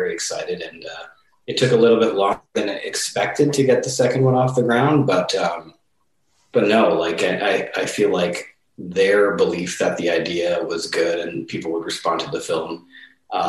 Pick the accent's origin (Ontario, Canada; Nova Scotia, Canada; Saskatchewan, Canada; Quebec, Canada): Saskatchewan, Canada; where I'm from, which is Saskatchewan, and the life and the people there